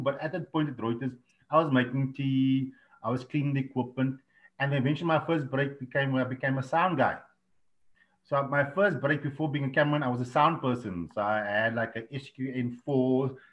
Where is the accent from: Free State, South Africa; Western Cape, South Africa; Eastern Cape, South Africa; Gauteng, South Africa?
Western Cape, South Africa; Cape Town; moved away; I'm from Africa